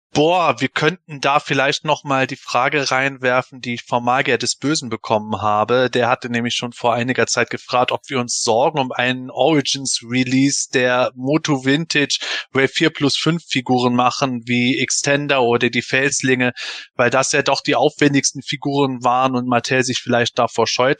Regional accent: Germany; bin Eifeler, ich komme aus dem Rheinland, wir reden halt viel

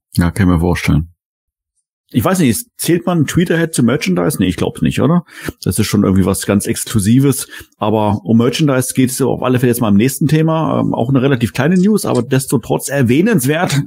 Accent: Germany; als ähm, Deutscher, als Europäer

